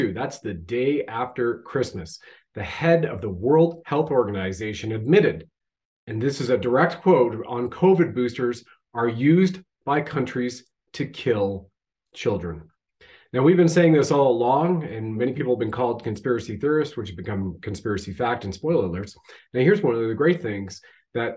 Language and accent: English; Ontario, Canada; we grew up in Ontario